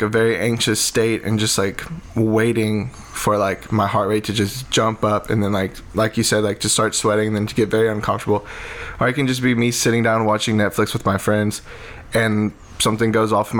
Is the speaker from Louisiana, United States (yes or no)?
yes; Lake Charles, Louisiana, United States; growing up in Lake Charles, was very involved with youth ministry